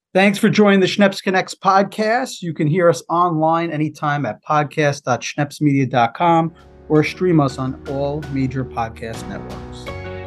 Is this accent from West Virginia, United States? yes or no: no; Melville / Dix Hills, Long Island, New York, United States; I grew up in Melville Dick Sills